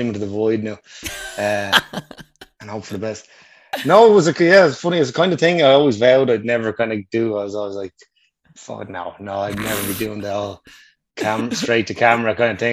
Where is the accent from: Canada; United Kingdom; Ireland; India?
Ireland; Wicklow, Leinster; now in Dublin, Ireland; I'm from Wicklow. I'm based in Dublin last while.